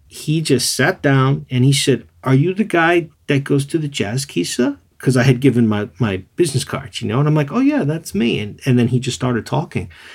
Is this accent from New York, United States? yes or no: yes; New York City, New York, United States; moved away as an adult; also born or lived in Tokyo region; now in Tokyo, Japan; I was from New York City